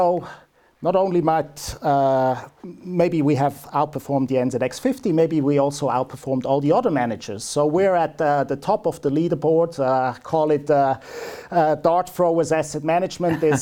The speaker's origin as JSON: {"language": "English", "country": "Switzerland", "tie": "born or raised there", "moved": "as an adult", "lives_now": "New Zealand", "said": "born and bred in Switzerland, but have been here in New Zealand for coming up 15 years now."}